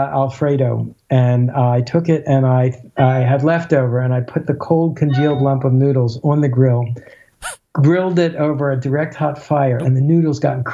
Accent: Baltimore, Maryland, United States; I grew up in Baltimore

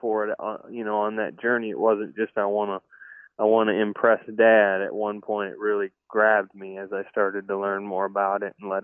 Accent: Cherry Valley, Illinois, United States; also born or lived in Rockford, Illinois; now in Ashland City, United States; Cherry Valley is where I grew up. I was born in Rockford

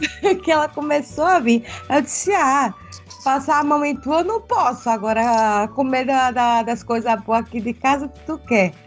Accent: Pernambuco, Brazil; moved away as an adult; now in Santa Catarina, Brazil; eu sou de, de Pernambuco, natural de Pernambuco, mas eu moro em Santa Catarina

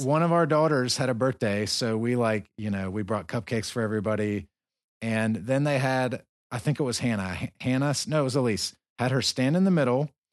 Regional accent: the South, United States; moved away as an adult; I'm from the South

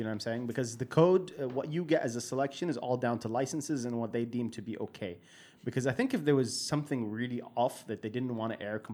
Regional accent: Saudi Arabia; growing up in Saudi

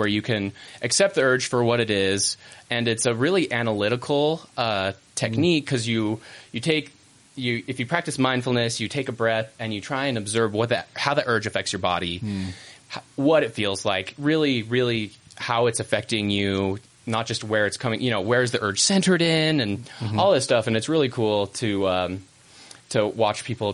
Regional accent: San Diego, California, United States; moved away; I'm from San Diego originally

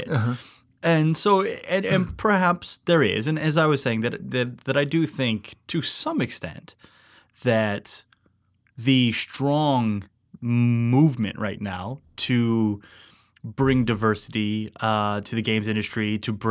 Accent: Alaska, United States; I grew up in Alaska.

